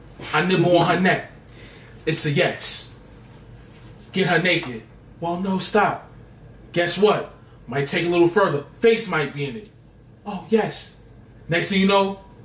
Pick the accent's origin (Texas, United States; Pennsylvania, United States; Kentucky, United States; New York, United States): New York, United States; I'm a New Yorker.